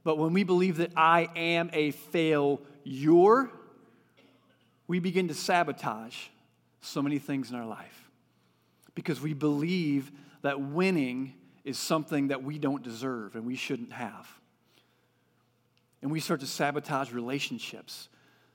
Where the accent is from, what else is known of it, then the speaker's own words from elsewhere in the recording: California, United States; moved away; I come from California.